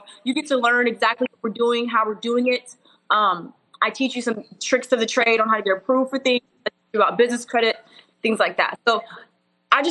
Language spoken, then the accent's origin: English; Wichita Falls, Texas, United States; moved away as an adult; now in Dallas, United States; I'm from a super country, like cows and horses and Wichita Falls